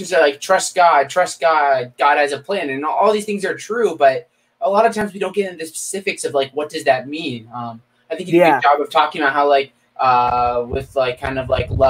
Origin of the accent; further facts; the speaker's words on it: State College, Pennsylvania, United States; my hometown is the home of one of the biggest party schools in the nation, Penn State University